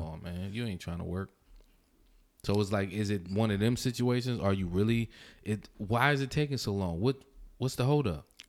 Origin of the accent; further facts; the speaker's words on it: New York City, New York, United States; I'm from Brooklyn